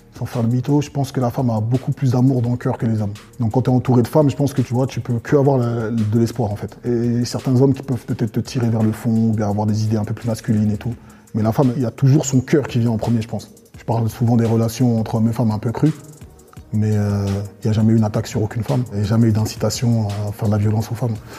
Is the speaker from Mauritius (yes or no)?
no; Côte d’Ivoire; now in France; Je viens de Côte d'Ivoire, français d'origine ivoirienne, d'une ethnie euh, qu'on appelle les BT